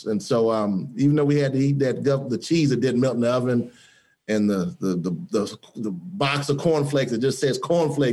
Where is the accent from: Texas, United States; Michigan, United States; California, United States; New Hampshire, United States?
Michigan, United States; Detroit; growing up in Detroit